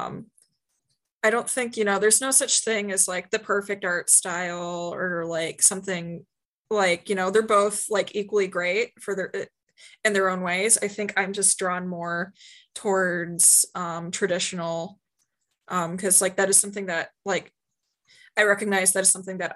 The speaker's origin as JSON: {"language": "English", "town": "Marysville", "region": "Ohio", "country": "United States", "tie": "born or raised there", "said": "Marysville is a town slightly northwest of Columbus, Ohio. Neat little town. I grew up there. It got more interesting when I moved out"}